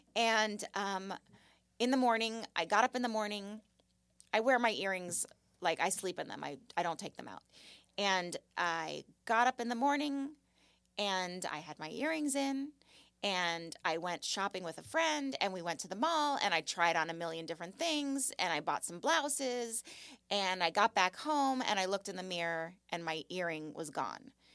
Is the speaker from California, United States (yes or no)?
yes; Malibu, California, United States; I grew up in Malibu, and I lived on Point Doom